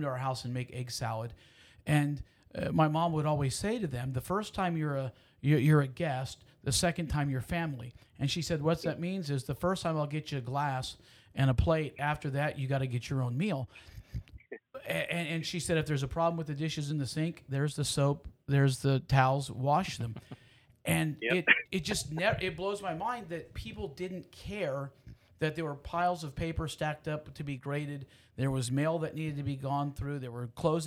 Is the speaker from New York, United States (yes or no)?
no; Houston, Texas, United States; I grew up in Houston.